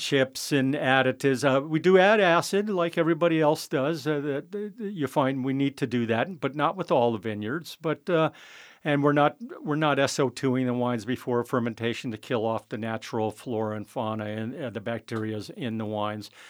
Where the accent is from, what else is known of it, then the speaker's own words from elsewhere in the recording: San Francisco, California, United States; also born or lived in Guerneville, California; I was born and raised in San Francisco